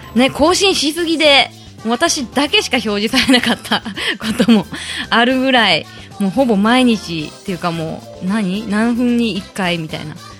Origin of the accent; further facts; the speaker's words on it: Kasuga, Fukuoka, Japan; 福岡県春日市が出身ですずっと春日市にいました